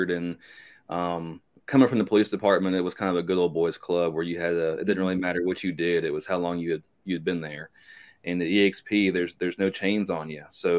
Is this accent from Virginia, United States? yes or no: yes; Virginia, United States; also born or lived in Pennsylvania; now in North Carolina, United States; Born in Pennsylvania, raised in Virginia